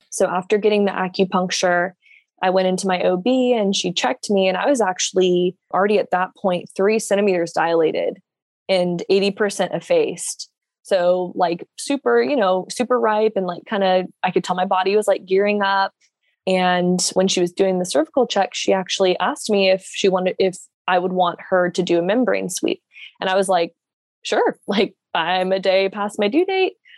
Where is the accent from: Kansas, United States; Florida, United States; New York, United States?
Florida, United States; Jacksonville; I am from Jacksonville, Florida, born and raised here